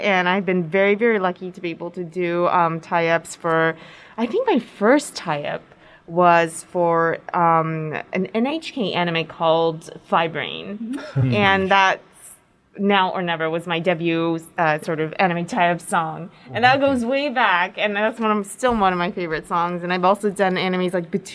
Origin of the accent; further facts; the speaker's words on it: Oregon, United States; also born or lived in New York; now in Japan; I was born in New York, raised in Oregon, so that's on the West Coast, and you can tell from my accent that I'm so totally not New York anymore.